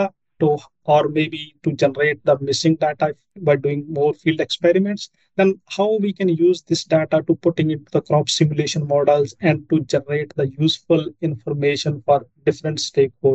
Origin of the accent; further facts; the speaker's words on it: rural northwestern India, Punjab, India; moved away as an adult; now in Northam, Australia; I've grown up in rural northwestern part of India, and I belong to a farming family